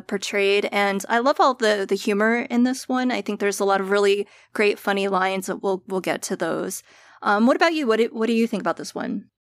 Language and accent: English; East Coast, United States; I'm also an East Coaster